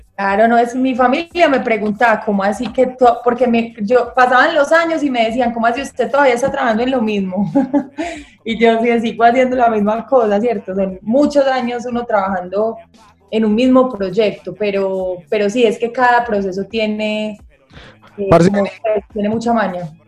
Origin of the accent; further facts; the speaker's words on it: Medellín, Antioquia, Colombia; soy de acá de Medallo, eh, nací acá, crecí acá